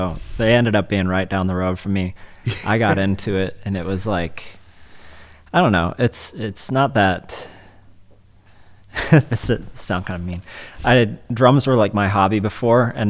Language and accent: English; Texas, United States; I'm all Texan